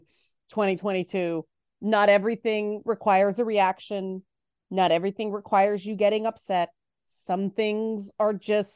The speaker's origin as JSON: {"language": "English", "town": "Toronto", "region": "Ontario", "country": "Canada", "tie": "born or raised there", "said": "I grew up in the Jane Finch in Toronto."}